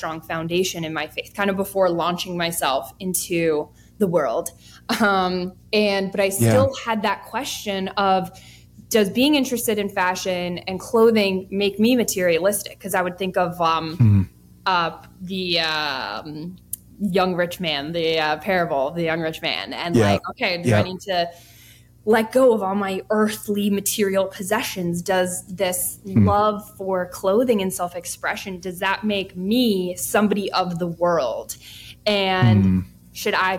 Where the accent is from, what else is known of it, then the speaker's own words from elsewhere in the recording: Bethlehem, Pennsylvania, United States; moved away as an adult; also born or lived in New York City; I'd be moving back to my hometown, but here I am